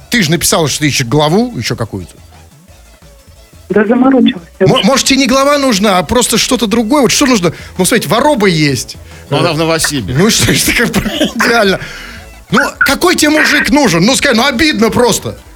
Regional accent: Tomsk, Tomsk Oblast, Russia; Я из Томска.

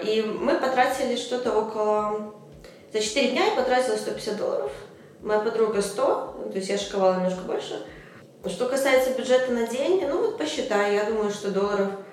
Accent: Minsk, Belarus; я из Минска

